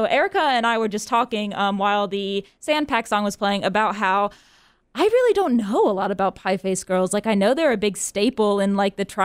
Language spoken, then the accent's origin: English; Charlotte, North Carolina, United States; I'm from Charlotte before I came to NC